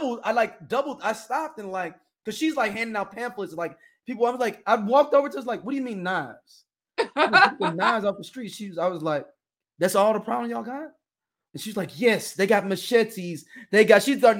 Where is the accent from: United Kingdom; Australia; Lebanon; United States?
United States; I'm from the States.